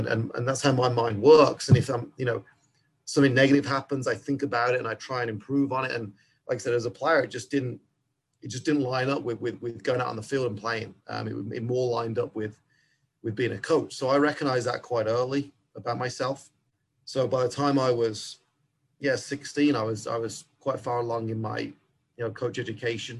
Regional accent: England, United Kingdom; accent: English; now in United States; like most kids growing up in England, I did want to be a pro

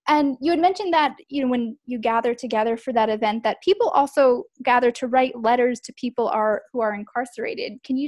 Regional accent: Long Island, New York, United States; I grew up on Long Island in New York, and I didn't even know that there were jails and prisons on Long Island or in New York, because I grew up in a more like upper middle class area

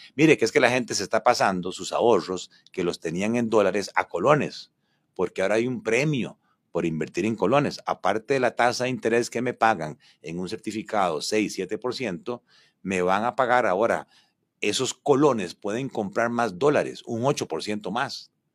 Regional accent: Paraíso, Cartago, Costa Rica; como decimos en Paraíso, piano. barato, barato

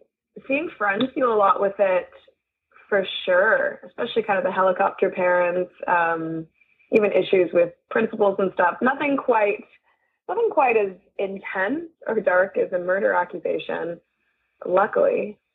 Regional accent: India; Yeah, it's so funny. It's because it's what I've known.

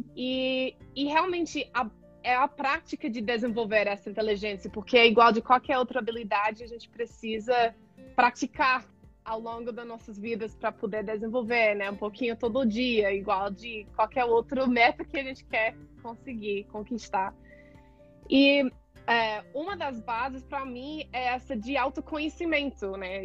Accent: Colorado, United States; Portuguese is a second language; moved away as an adult; also born or lived in California / Oregon / Ecuador; now in Brazil; Sou dos Estados Unidos, originalmente do Colorado, mas já morei em Califórnia, em Oregon também

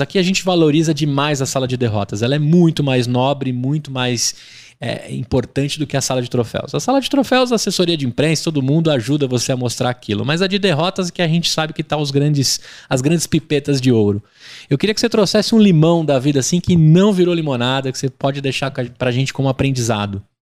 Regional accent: Brazil; nós como brasileiros

